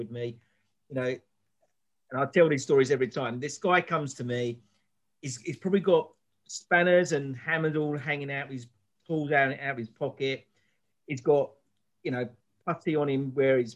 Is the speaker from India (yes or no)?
no; England, United Kingdom; I'm English